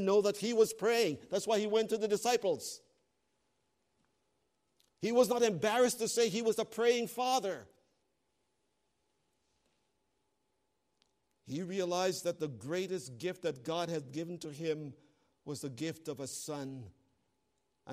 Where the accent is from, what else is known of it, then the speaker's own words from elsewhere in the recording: Canada; I'm a Canadian